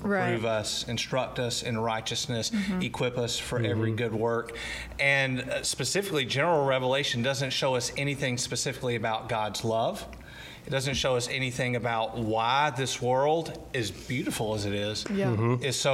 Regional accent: Athens, United States; moved away as an adult; now in Greenwood; I'm originally from Athens, Titletown right now. Mm-hmm. Lived there 38 years before I moved to Greenwood

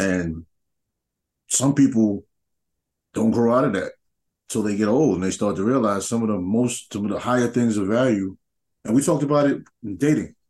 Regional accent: New York, United States; moved away; growing up in New York, like we had tournaments

